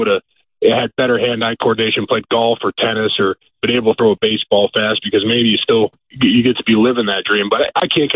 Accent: Ohio, United States; I live in my hometown, so I probably get a little bit more of that than I would if I was still living in my NFL city, or I played at a big school here in Ohio

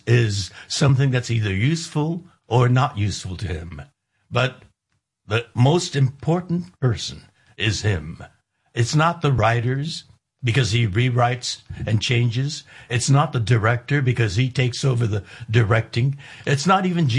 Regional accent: United States; I'm an American

